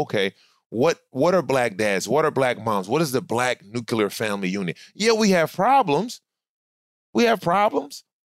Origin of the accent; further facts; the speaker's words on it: Inglewood, California, United States; now in Studio City, United States; I grew up actually, when I came from Scott, when we came out here, I grew up in Inglewood